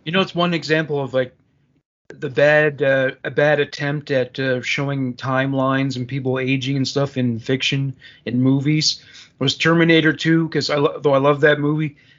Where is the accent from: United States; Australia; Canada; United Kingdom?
Canada; as a Canadian